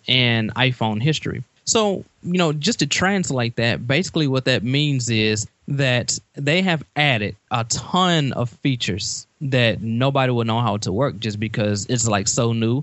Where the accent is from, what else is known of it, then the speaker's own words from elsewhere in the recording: Beaumont, Texas, United States; I grew up in Beaumont, Texas